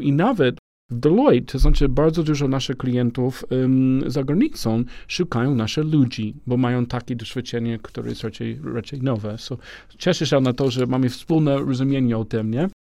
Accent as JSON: {"language": "Polish", "country": "United States", "also_born_or_lived": "Romania / Spain", "second_language": "Polish", "moved": "yes", "lives_now": "Poland", "said": "jako Amerykaninem, ale mieszkam w ogóle w Polsce"}